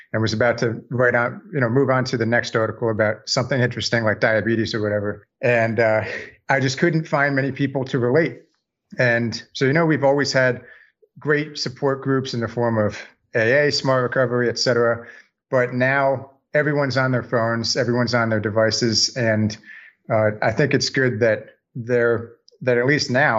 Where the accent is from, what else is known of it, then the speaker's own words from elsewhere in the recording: Northern New Jersey, United States; also born or lived in New York City, United States / Delaware, United States; now in Savannah, United States; I'm originally from Northern New Jersey. I currently live in Savannah, Georgia